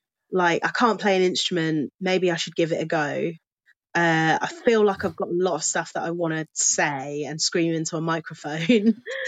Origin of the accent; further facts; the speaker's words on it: Milton Keynes, South East England, United Kingdom; moved away as an adult; also born or lived in Cheltenham; I grew up in Milton Keynes